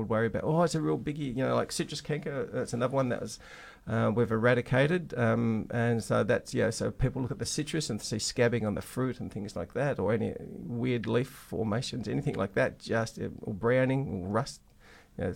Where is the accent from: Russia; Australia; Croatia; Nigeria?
Australia; Western Australia; we're West Australian, we're very special